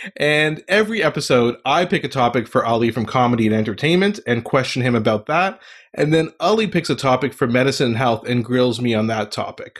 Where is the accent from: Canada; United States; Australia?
Canada; Ottawa, Ontario; moved away; also born or lived in Montreal, Canada; I was born in Montreal and grew up most of my life in Ottawa, Canada, the capital of Canada, and, uh, moved around a bit.